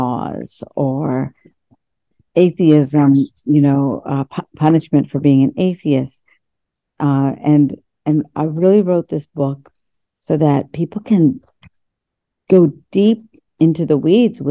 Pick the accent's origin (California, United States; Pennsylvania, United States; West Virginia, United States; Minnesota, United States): West Virginia, United States; English is a second language; also born or lived in India; through America's public school system in West Virginia, growing up in West Virginia